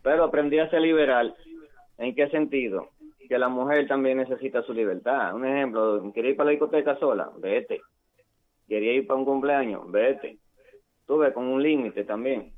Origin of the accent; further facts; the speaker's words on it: Dominican Republic; also born or lived in United States; now in Reading, United States; yo nací aquí en Estados Unidos. Eh, vengo de padre chileno y me crié en la República Dominicana